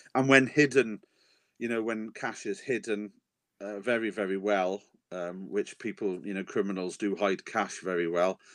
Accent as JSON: {"language": "English", "region": "Wales", "country": "United Kingdom", "said": "I am a Welshman, mm-hmm. and in Wales, the real men we are rugby men"}